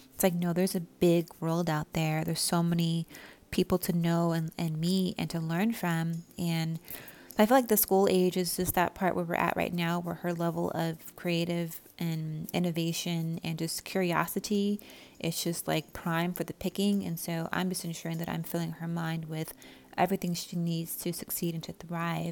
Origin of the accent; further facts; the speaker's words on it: Southern California, United States; growing up in Southern California, it's just like it's kind of like a second language, like by default.